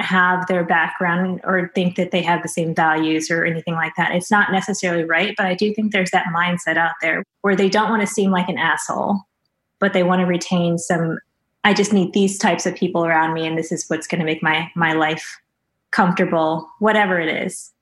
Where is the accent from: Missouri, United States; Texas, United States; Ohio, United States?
Missouri, United States; I'm from Missouri, so I know a lot of people growing up who were very much microaggressive